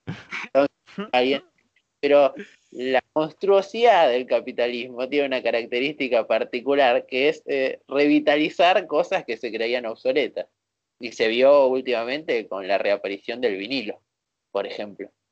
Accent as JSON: {"language": "Spanish", "region": "Buenos Aires", "country": "Argentina", "said": "somos de Buenos Aires"}